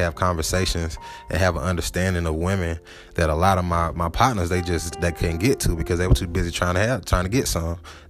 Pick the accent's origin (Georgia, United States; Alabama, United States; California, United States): Georgia, United States; Atlanta; moved away as an adult; also born or lived in Huntsville; growing up in Atlanta